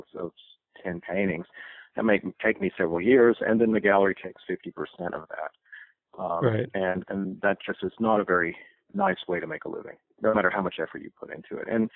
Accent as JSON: {"language": "English", "region": "East Texas", "country": "United States", "tie": "born or raised there", "also_born_or_lived": "Boston, Massachusetts / Amherst, Massachusetts", "moved": "yes", "said": "I had grown up in East Texas and kind of felt my leaving Texas was permanent."}